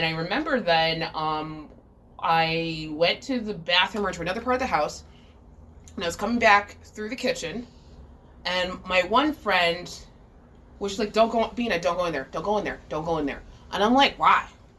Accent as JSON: {"language": "English", "region": "New Jersey", "country": "United States", "said": "And I'm from New Jersey, so I'm like, this is a fucking adventure."}